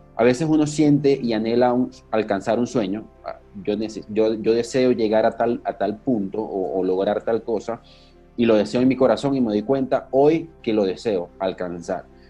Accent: Maracaibo, Zulia, Venezuela; yo también soy maracucho

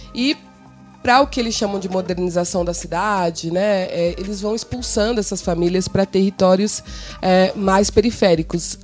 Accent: São Paulo, Brazil; also born or lived in Bela Vista, São Paulo; Eu sou de Cidade Tiradentes, mas na verdade eu não nasci em Cidade Tiradentes. Quando eu nasci, a minha família morava na região central, na Bela Vista

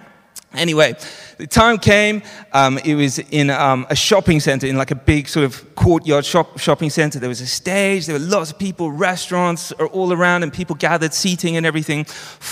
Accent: Johannesburg, Gauteng, South Africa; moved away; I grew up in Johannesburg

